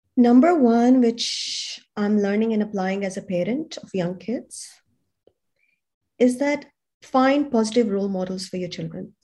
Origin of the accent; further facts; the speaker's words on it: Pakistan; moved away as an adult; also born or lived in Europe; now in Sydney, Australia; I come from Pakistan